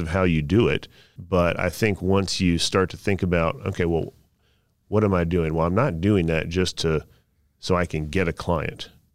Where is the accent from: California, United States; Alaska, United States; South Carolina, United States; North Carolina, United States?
North Carolina, United States; Southern Pines; I grew up in Southern Pines, North Carolina, next to Pinehurst